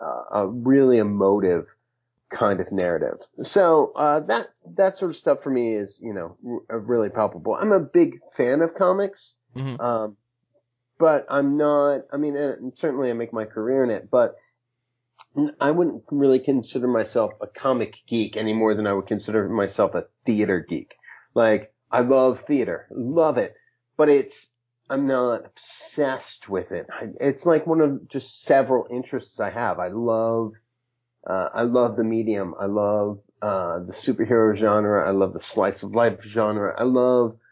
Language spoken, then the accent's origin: English; Hawaii, United States; now in Brooklyn, United States; I was born in Hawaii. I live in Brooklyn.